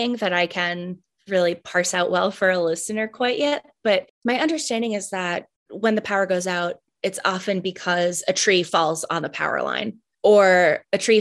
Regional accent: Boston, Massachusetts, United States; now in Charlottesville, United States; I grew up in the Boston area up north, where we get a lot more snow. And when I moved to Charlottesville in 2009

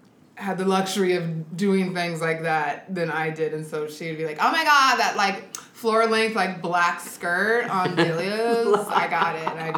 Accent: Sacramento, California, United States; now in Seattle, United States; I grew up in Sacramento, California.

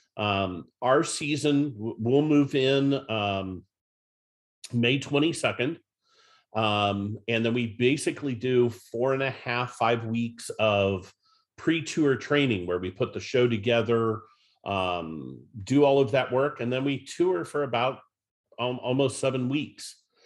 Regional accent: Northeast Ohio, United States; I grew up in Northeast Ohio, went to Norton High School and, uh, graduated from the University of Akron.

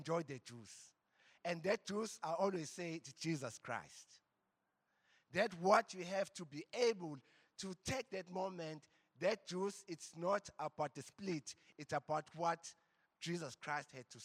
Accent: Embo, KwaZulu-Natal, South Africa; I come from Embo. The valley of Embo

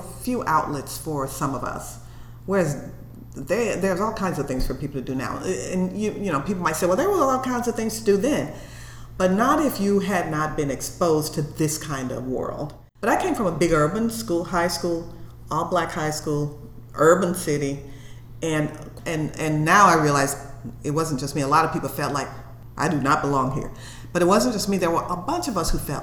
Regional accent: Memphis, Tennessee, United States; moved away as an adult; I was from the South and I was from Memphis, Tennessee

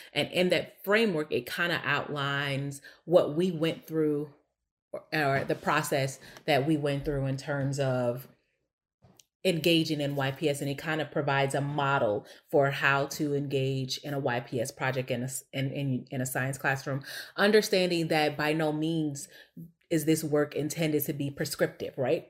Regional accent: East St. Louis, Illinois, United States; now in Chicago, United States; I was born and raised in East St. Louis, Illinois, like I said, East Boogie

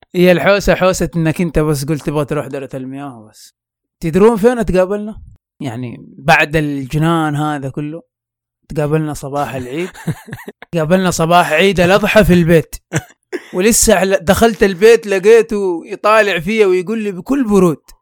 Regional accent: Mecca, Makkah Province, Saudi Arabia; عندنا في مكة في الحج يعني من بدري تتعلم إنك كيف تعتمد على نفسك

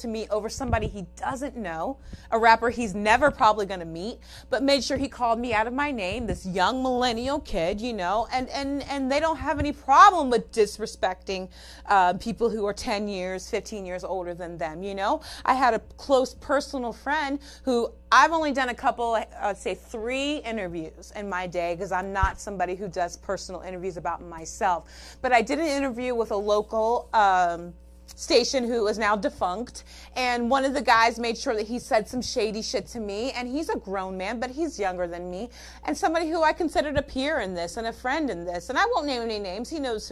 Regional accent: California, United States; I'm from California

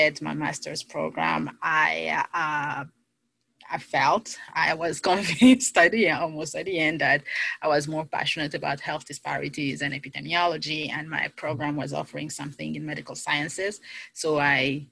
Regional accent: DR Congo; moved away as an adult; now in United States; I am originally from the Democratic Republic of the Congo

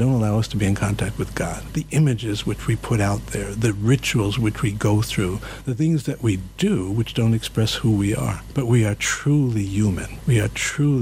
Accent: New York City, New York, United States; I'm from the Bronx

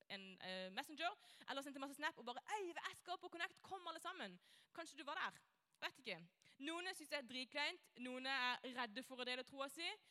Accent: Norway; jeg er kristen, kommer fra Norge.

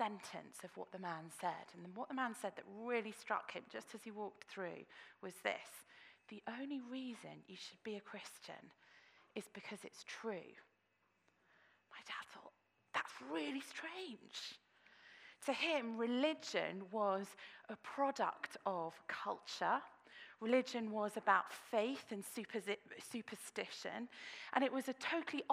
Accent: Australia; now in Oxford, United Kingdom; I was born in Australia.

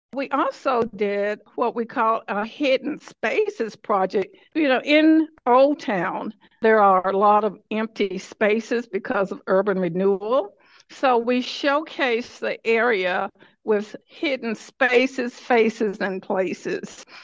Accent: Decatur, Alabama, United States; right here in Decatur, Alabama, in my hometown

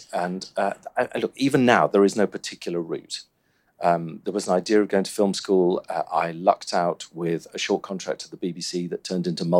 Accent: Cornwall, South West England, United Kingdom; moved away as an adult; also born or lived in Warwick; I grew up in Cornwall

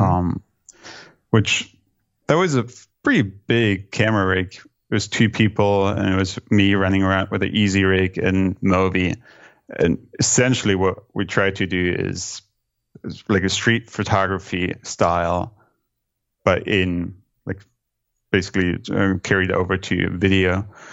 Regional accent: Germany; now in New York City, United States; growing up in Germany

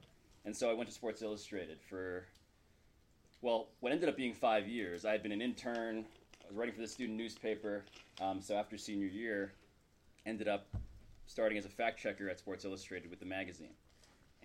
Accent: New York City, New York, United States; I'm a first-generation American, born and raised in New York City.

